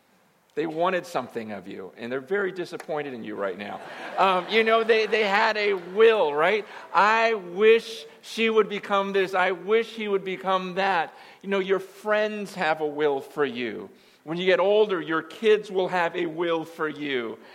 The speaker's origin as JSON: {"language": "English", "town": "Carpinteria", "region": "California", "country": "United States", "lives_now": "San Francisco Bay Area, United States", "said": "moved here to the Bay Area a few months ago, and I was from Southern California over by Reality Carpinteria, and just weren't enough Chinese people down there."}